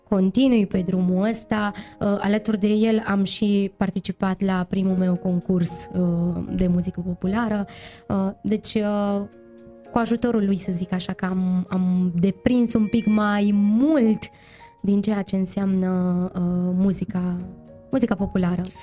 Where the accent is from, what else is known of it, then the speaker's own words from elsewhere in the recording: Romania; despre țara noastră, despre România